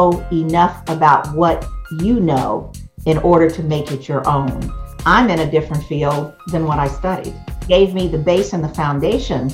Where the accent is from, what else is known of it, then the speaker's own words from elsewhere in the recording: Westerville, Ohio, United States; also born or lived in Washington, D.C.; I actually grew up in Westerville, Ohio. I was born in Washington, D.C.